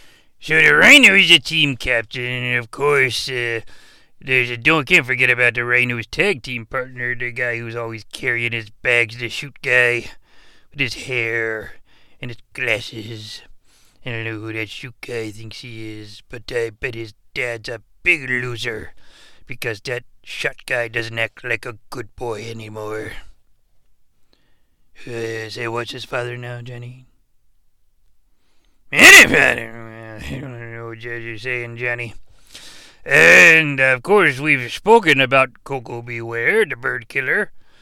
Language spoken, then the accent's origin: English; Canada; being a Canadian, it just really didn't resonate with this shooter.